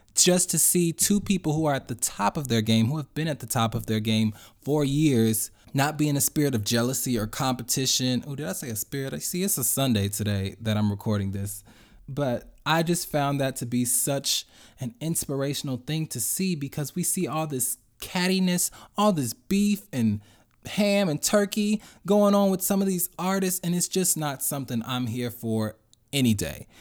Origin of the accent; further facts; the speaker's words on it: Chicago, Illinois, United States; I grew up and went to Roseland Christian School in Chicago.